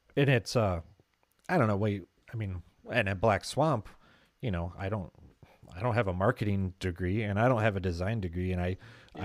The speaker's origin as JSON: {"language": "English", "region": "Midwest", "country": "United States", "accent": "Midwest"}